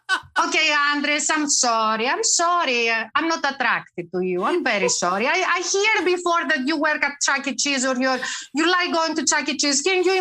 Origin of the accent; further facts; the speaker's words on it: Greece; I'm from Greece. We're both Balkan women.